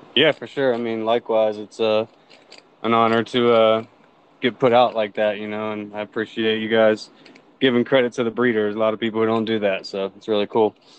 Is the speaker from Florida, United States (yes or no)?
yes; Jacksonville, Florida, United States; now in Colorado, United States; I was born and raised in uh, Jacksonville, Florida, actually, and uh, moved to Colorado around 2011